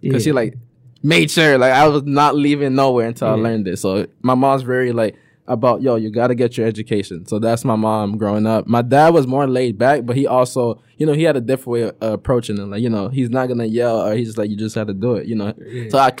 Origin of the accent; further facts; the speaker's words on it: Florida, United States; also born or lived in Ivory Coast / Minneapolis, Minnesota; now in Detroit, United States; My mom relocates to Florida. So I stayed in Florida the most of my life. Oh, okay. I'm from Florida.